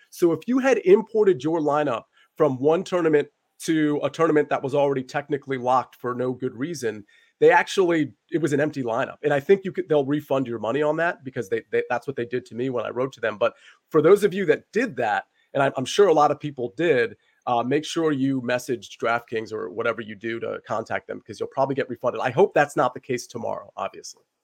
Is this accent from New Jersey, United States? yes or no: no; the DC area, Northern Virginia, United States; I'm from Northern Virginia, the D C area